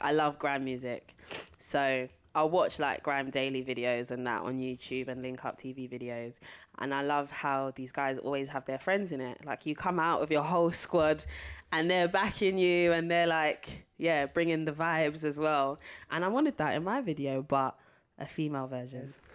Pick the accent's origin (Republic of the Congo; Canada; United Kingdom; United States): United Kingdom; London; it's about where I'm from. It's about Catford.